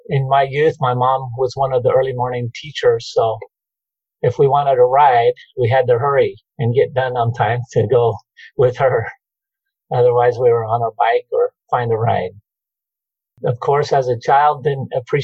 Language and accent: English; Emmett, Idaho, United States; also born or lived in Fruitland, Idaho / Meridian, Idaho; I was born and raised in Emmett